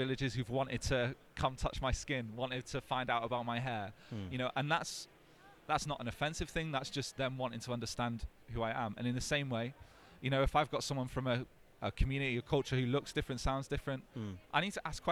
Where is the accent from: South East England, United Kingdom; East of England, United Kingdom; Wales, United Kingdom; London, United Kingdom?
Wales, United Kingdom; North; growing up in North Wales, the only non-white person in my town